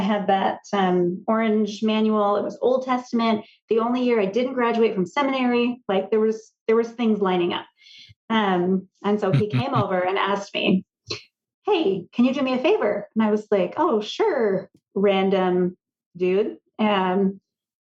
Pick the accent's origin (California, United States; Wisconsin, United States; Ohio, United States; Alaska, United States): California, United States; Redding; I grew up in Reading area, and I have an identical twin sister